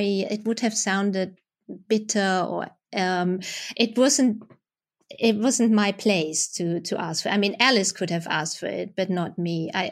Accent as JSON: {"language": "English", "country": "Germany", "tie": "born or raised there", "said": "I mean, I had it when I was growing up in Germany."}